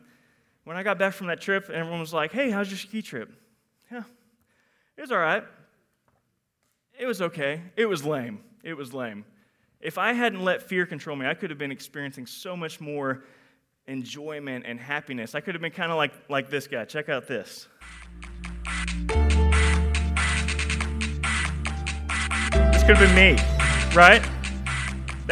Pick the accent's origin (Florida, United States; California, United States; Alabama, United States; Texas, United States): Texas, United States; Houston; I am from Houston, Texas.